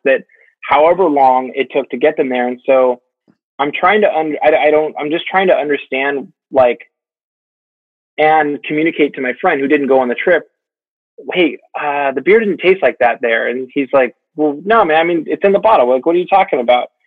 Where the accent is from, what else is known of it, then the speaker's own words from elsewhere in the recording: United States; as an American